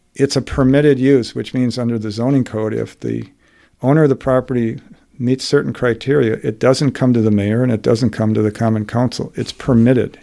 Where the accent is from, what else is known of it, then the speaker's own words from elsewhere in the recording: Wauwatosa, Wisconsin, United States; I grew up in Wauwatosa in an era when it was ninety-nine percent white